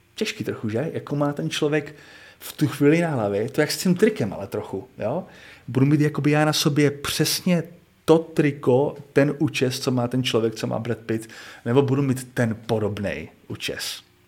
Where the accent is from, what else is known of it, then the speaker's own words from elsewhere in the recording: Czechia; já jako Čech